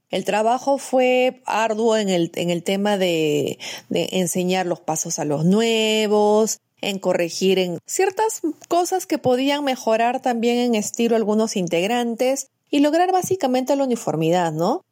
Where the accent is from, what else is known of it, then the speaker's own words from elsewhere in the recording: Cusco, Peru; moved away as an adult; now in Lima, Peru; soy cusqueña